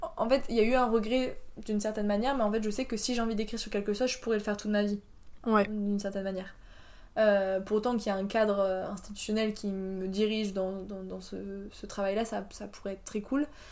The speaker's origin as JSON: {"language": "French", "country": "France", "also_born_or_lived": "Poland", "said": "je suis une Française en Erasmus"}